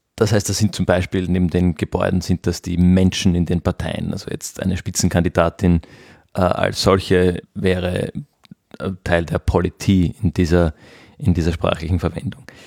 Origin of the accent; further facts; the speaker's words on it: Austria; bei uns in Österreich